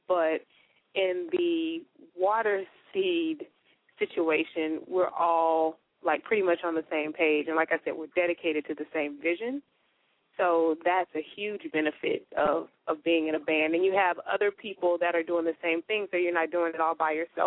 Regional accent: Houston, Texas, United States; I'm from Houston

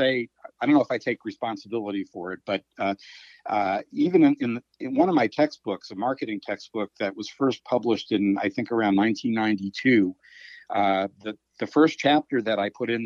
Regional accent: Washington, District of Columbia, United States; I grew up in the Washington, D.C. area as a Redskins fan

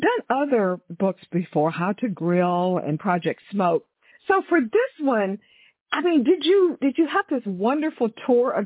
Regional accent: Houston, Texas, United States; I grew up in Houston, of course, you know, Texas

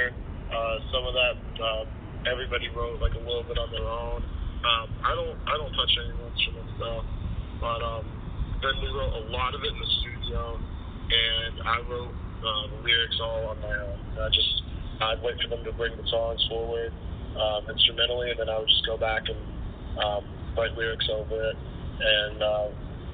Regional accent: Hurricane, West Virginia, United States; We grew up in Hurricane, West Virginia.

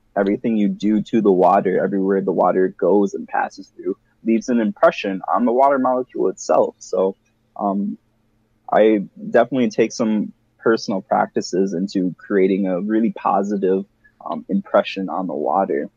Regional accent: Wisconsin, Minnesota area, Midwest, United States; I grew up in Wisconsin, Minnesota kinda area

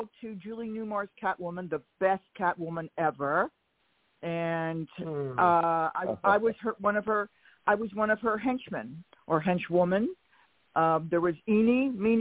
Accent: Philadelphia, Pennsylvania, United States; moved away; I'm from Philadelphia

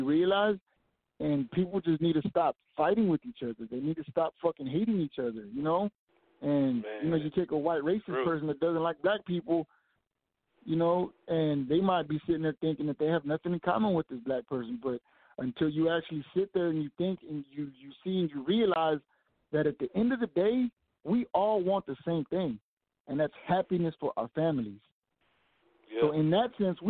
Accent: Fort Worth, Texas, United States; I was born and raised right here in Fort Worth, Texas

